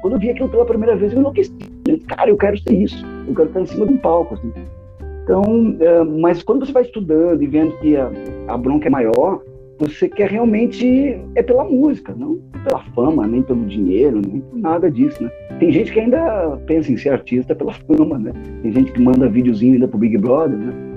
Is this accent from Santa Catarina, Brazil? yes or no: no; Canela, Rio Grande do Sul, Brazil; moved away as an adult; also born or lived in Torres, Brazil; now in Recife, Brazil; eu nasci em Torres, mas com um ano, um ano e pouco de idade, eu fui morar em Canela. Viu, né? Canela, divisa com Gramado ali. E aí eu fiquei lá até os meus treze anos em Canela pra depois voltar pra Torres